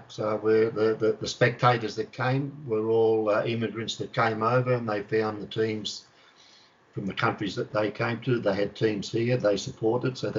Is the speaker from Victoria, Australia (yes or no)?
yes; Melbourne, Victoria, Australia; Uh, back in that time, um, to try and make a comparison with you, when, once the A League started here